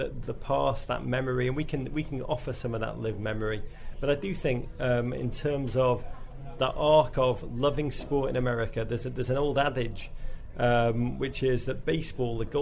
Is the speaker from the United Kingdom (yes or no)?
yes; England, United Kingdom; moved away as an adult; now in New York, United States; growing up in England in the 80s. And 90s.